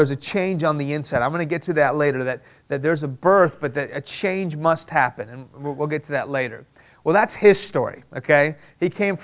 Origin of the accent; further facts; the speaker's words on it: Houston, Texas, United States; English is a second language; also born or lived in Iran; I was born here in Houston, but when I was 2 years old, my family moved to Iran